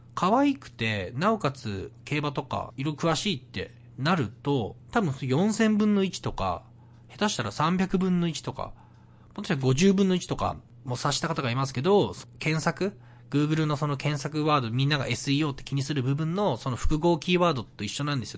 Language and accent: Japanese; Miyagi, Japan; now in Vancouver, Canada; 僕は今、えっと、地元の宮城県離れて、もうバンクーバー住んでます